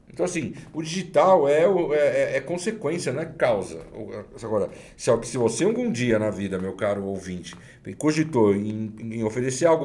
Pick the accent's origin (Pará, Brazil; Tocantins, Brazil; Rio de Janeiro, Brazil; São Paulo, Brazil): São Paulo, Brazil; Da onde eu venho, da Zona Leste, corintiano, leonino, filho descendente italiano